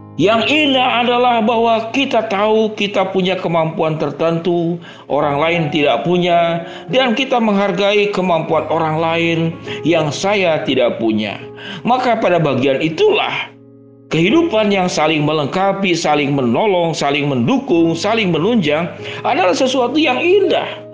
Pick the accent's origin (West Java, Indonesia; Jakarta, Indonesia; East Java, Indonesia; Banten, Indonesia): West Java, Indonesia; Bandung; saya orang Bandung